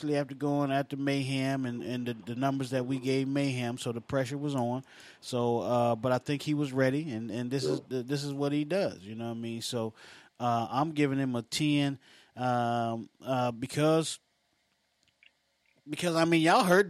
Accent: West Virginia, United States; I'm from West Virginia

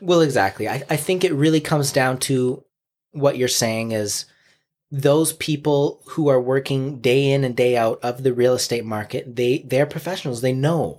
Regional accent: Chilliwack, British Columbia, Canada; I grew up on Berkeley Avenue, which is downtown Chilliwack

